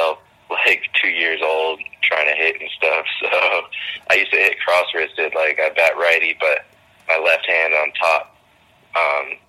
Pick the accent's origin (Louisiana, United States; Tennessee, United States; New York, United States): New York, United States; Niskayuna; also born or lived in Melrose, Massachusetts / Malden, Massachusetts; I was born in Melrose, Massachusetts, which is near Boston, but I lived in Malden for just my first 3 years. So I don't really remember it too well, to be honest. We moved to New York when I was three, my dad's work. And yeah, it's Niskayuna